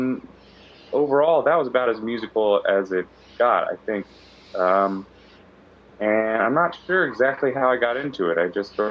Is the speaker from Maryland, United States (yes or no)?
yes; Maryland, United States; also born or lived in New Hampshire / Boston; now in New York City, United States; I'm originally from Maryland, but I've lived in New Hampshire, and I lived in Boston